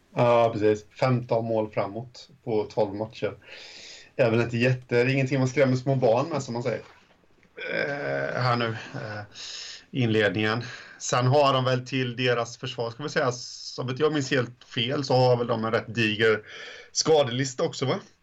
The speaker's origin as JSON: {"language": "Swedish", "area": "home area of HC Dalen and Tranås", "region": "Jönköping County", "country": "Sweden", "tie": "born or raised there", "also_born_or_lived": "Månsarp", "said": "i mina hemtrakter"}